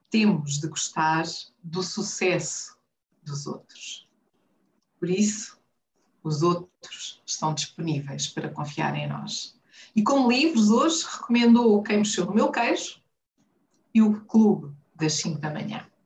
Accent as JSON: {"language": "Portuguese", "region": "Huambo", "country": "Angola", "tie": "born or raised there", "moved": "as an adult", "lives_now": "Luanda, Angola", "said": "do Ambo, do Bailundo, cresci no Ambo, saí por volta dos 20 anos, adoro desporto. Voltei para Angola e fiquei em Luanda."}